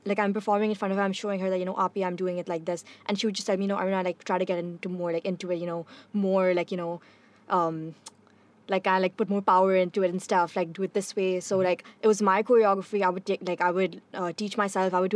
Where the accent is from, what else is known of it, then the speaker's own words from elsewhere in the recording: Pakistan; being a Pakistani girl